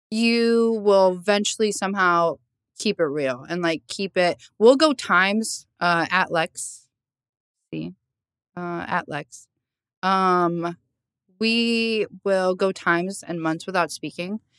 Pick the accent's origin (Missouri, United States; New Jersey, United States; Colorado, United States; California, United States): New Jersey, United States; Lakewood; so I was born in Lakewood, New Jersey. If you don't know where that is, it's not Jersey Shore, first of all.